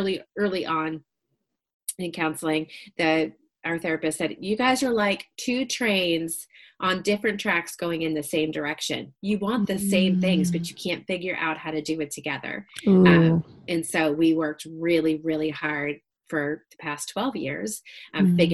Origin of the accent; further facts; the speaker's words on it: Massachusetts, United States; now in Franklin, United States; I grew up in Massachusetts